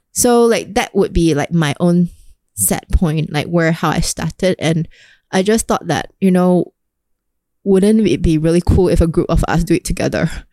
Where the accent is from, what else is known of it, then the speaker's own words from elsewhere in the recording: Singapore; as a Singaporean